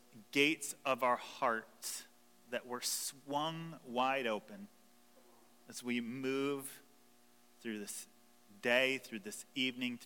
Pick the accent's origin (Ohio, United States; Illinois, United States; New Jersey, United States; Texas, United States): Ohio, United States; Toledo; we're from Toledo